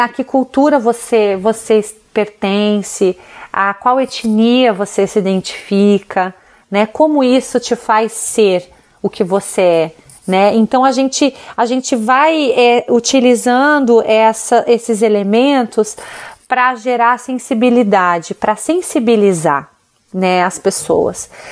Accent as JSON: {"language": "Portuguese", "country": "Brazil", "said": "a gente como brasileiro"}